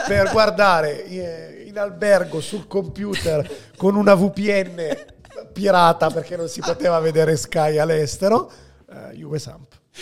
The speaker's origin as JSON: {"language": "Italian", "town": "Milan", "region": "Lombardy", "country": "Italy", "tie": "born or raised there", "also_born_or_lived": "Rome", "said": "io vivevo a Roma, perché sono nato a Milano, poi si sono trasferiti a Roma coi miei e, e poi ci siamo ritrasferiti a Milano"}